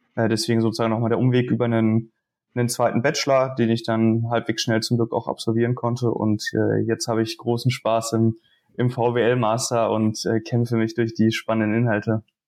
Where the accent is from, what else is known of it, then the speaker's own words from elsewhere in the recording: Dresden, Saxony, Germany; now in Münster, Germany; komme gebürtig aus Dresden